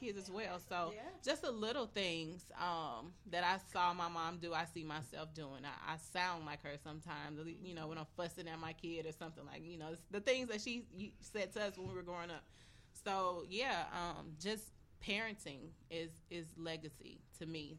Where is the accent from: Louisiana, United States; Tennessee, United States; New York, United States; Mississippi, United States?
Mississippi, United States; Hattiesburg; moved away as an adult; now in Chicago, United States; I'm from Hattiesburg, Mississippi. born and raised. I just moved here to Chicago like 6 months ago